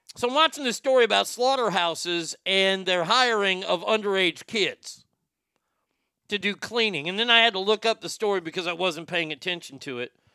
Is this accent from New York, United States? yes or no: no; Garland, Texas, United States; my hometown